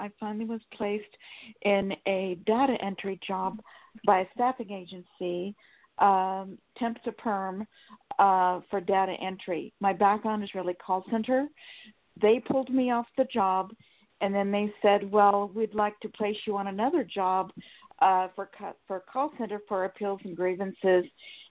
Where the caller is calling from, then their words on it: Sacramento, California, United States; Sacramento, California.